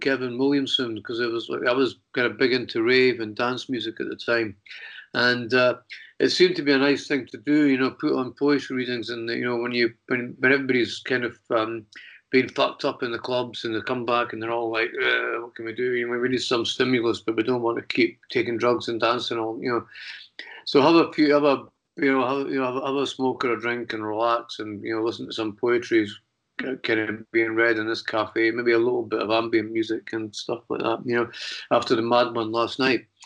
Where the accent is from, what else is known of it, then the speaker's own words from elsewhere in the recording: Edinburgh, Scotland, United Kingdom; moved away; also born or lived in London; I was back in Edinburgh, which was my hometown